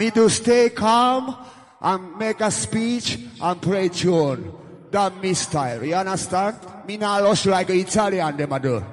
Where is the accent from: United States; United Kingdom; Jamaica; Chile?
Jamaica; I come from Jamaica